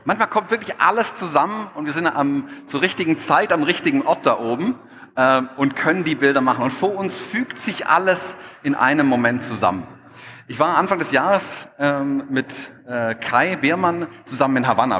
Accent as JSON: {"language": "German", "town": "Stuttgart", "region": "Baden-Württemberg", "country": "Germany", "accent": "Swabian", "said": "ich bin Schwabe, ich komme aus Stuttgart, man hört es vielleicht auch ein bisschen."}